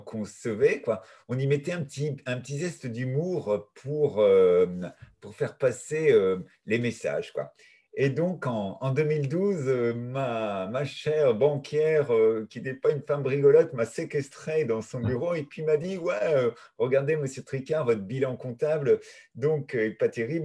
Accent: Brittany, France; je suis breton

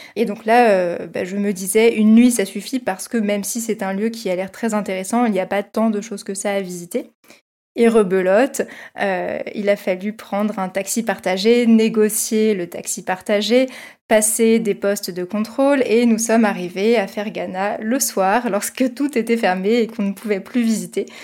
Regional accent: Versailles, Île-de-France, France; born or raised there

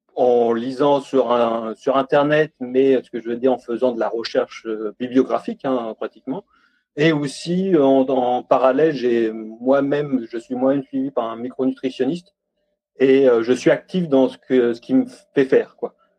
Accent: Normandy, France; now in Besançon, France; je suis normand, j'habite en ce moment à Besançon

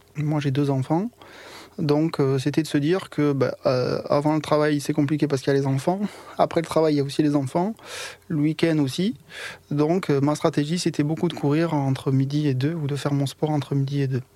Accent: Foix, Occitania, France; je suis né à Foix, dans l'Ariège, pas loin de Toulouse

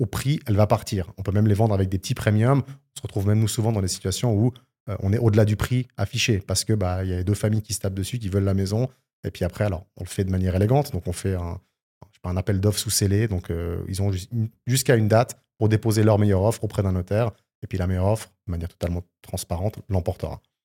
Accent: Switzerland; chez nous en Suisse

